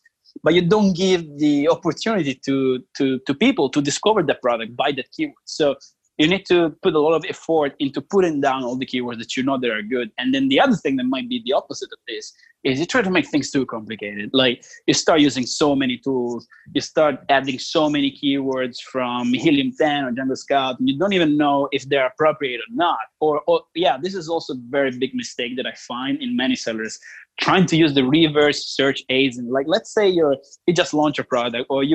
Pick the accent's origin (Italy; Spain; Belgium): Italy; moved away; I'm originally from Italy